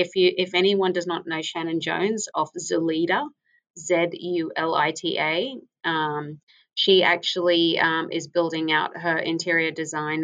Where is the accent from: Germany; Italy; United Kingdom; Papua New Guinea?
Papua New Guinea; moved away; my home country, which is Papua New Guinea